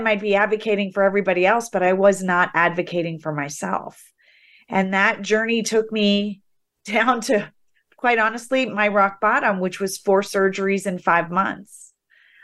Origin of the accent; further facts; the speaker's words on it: the Midwest, Ohio, United States; I grew up in the Midwest where girls were to be seen and not heard.